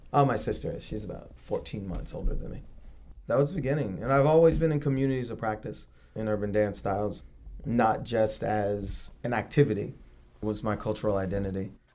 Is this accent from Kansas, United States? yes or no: no; Virginia Beach, Virginia, United States; I'm from Virginia Beach